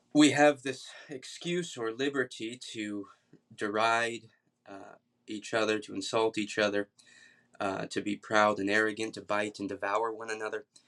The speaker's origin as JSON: {"language": "English", "town": "Atlanta", "region": "Georgia", "country": "United States", "moved": "yes", "lives_now": "Kentucky, United States", "said": "I'm from Atlanta originally"}